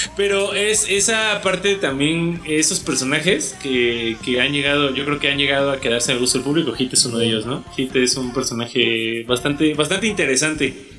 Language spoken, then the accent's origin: Spanish; Mexico; de donde nosotros somos de México